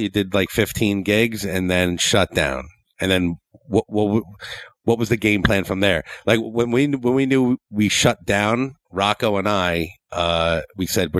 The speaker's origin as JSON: {"language": "English", "region": "New Jersey", "country": "United States", "said": "So we're from Jersey."}